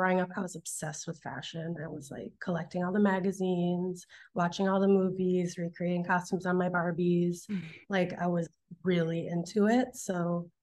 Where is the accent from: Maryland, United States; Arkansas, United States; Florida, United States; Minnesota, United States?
Minnesota, United States; St. Louis Park; moved away as an adult; also born or lived in San Francisco, United States / New York, United States; now in Los Angeles, United States; I grew up in Minneapolis, Minnesota, or right outside of it in St. Louis Park